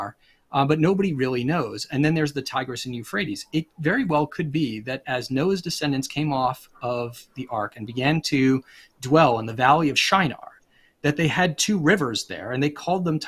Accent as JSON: {"language": "English", "region": "Rhode Island", "country": "United States", "also_born_or_lived": "Pennsylvania", "moved": "yes", "lives_now": "Virginia, United States", "said": "I come originally from Rhode Island and I live in Virginia. I've lived in Pennsylvania."}